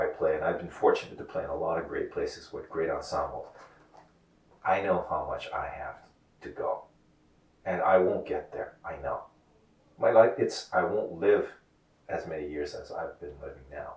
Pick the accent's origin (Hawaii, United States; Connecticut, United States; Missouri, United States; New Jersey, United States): Hawaii, United States; now in New York, United States; growing up in Hawaii